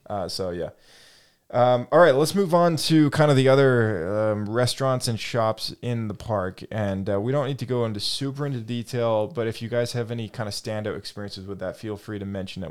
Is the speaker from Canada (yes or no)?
yes; Canada; we're from Canada.